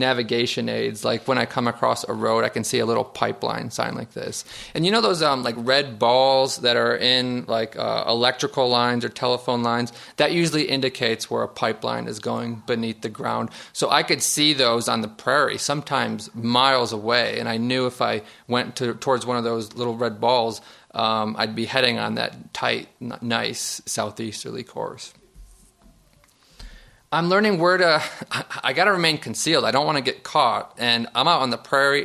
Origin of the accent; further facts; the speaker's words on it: Niagara Falls, New York, United States; I'm from Niagara Falls, New York. Just 4 miles from my boyhood home is the Love Canal.